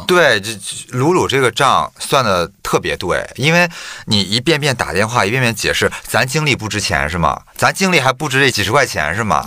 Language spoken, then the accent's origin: Chinese; Shandong, China; 我作为一个山东人，我，我，我，我是一个假的山东人